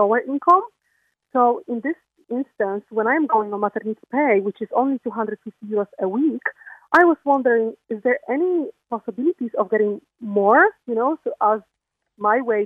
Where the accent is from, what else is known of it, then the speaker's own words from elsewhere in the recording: Poland; now in Ireland; I'm coming from Poland